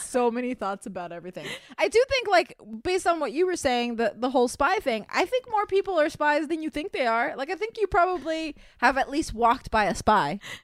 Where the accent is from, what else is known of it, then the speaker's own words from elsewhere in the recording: Miami, Florida, United States; I'm from Miami where there's tons of feral cats